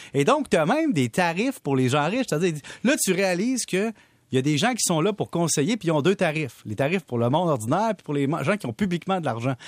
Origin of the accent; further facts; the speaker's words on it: Salaberry-de-Valleyfield, Quebec, Canada; on vient de Valleyfield